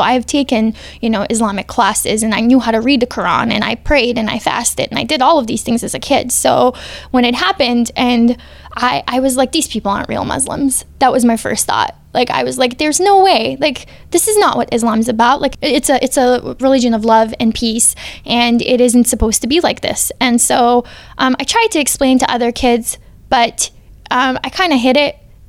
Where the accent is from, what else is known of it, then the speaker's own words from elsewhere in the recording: Bosnia & Herzegovina; now in United States; Being Bosnian helped me more in Iraq and Afghanistan than being American did